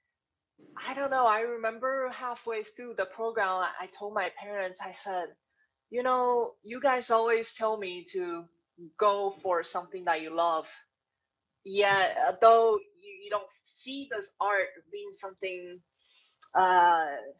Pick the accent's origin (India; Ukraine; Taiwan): Taiwan; English is a second language; moved away as an adult; growing up in Taiwan, my family wasn't wealthy